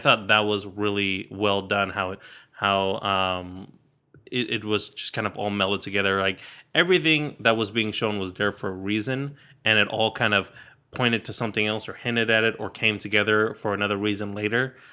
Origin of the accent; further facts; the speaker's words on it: Sacramento, California, United States; I grew up in Sacramento, in California.